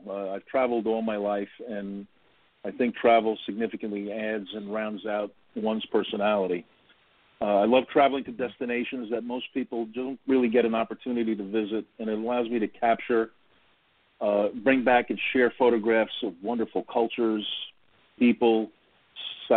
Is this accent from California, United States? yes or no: no; New York City, New York, United States; now in New Jersey, United States; I grew up in Greenwich Village, lower Manhattan